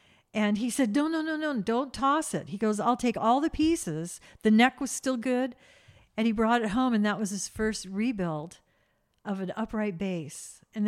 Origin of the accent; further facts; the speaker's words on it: Lompoc, California, United States; And that was the best part of growing up in Lompoc for me, because they built a house that they wanted, two-story, barbecue, huge garden.